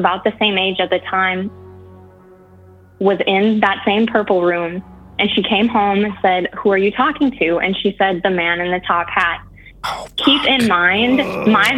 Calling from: Eau Claire, Wisconsin, United States; We're calling from Eau Claire, Wisconsin.

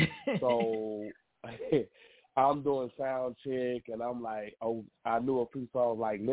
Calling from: Laurel, Mississippi, United States; Laurel, Mississippi.

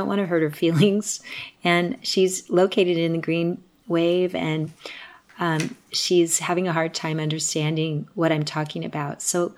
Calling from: Asheville, North Carolina, United States; I'm calling from Asheville, North Carolina.

